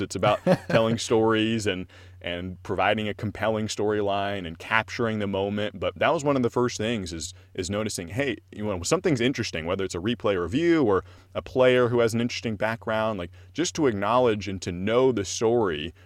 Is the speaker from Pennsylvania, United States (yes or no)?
no; Corvallis, Oregon, United States; I'm from Corvallis, and so I knew about Oregon State